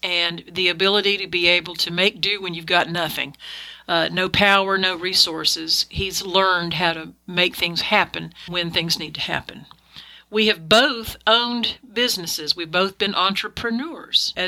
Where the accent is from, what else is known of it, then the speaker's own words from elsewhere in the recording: Alabama, United States; moved away; I was from Alabama as a child.